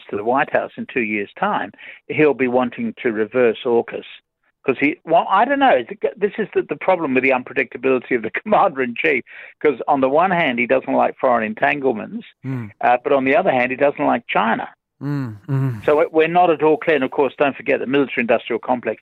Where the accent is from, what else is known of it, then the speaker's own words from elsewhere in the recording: London, United Kingdom; now in Australia; I speak as a Londoner, but I have to say I'm just so glad I'm living in Australia rather than London